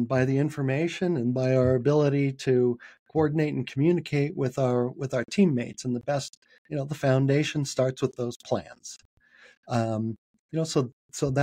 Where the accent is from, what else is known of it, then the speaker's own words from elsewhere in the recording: San Francisco, California, United States; moved away as an adult; now in Salt Lake City, United States; I was born and raised in San Francisco. That was the first time I moved away.